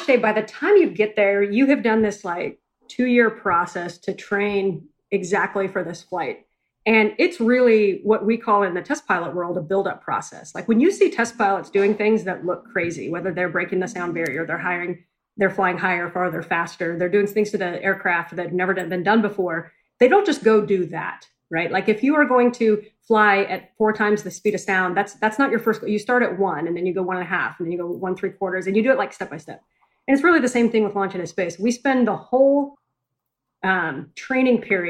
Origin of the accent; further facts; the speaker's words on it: Spokane, Washington, United States; I grew up out in Spokane, Washington